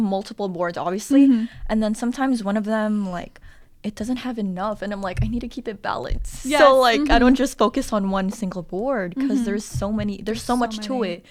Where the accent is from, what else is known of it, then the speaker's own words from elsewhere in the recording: San Francisco, California, United States; moved away as an adult; now in Sacramento, United States; I'm from the Bay Area, like, mm-hmm. San Francisco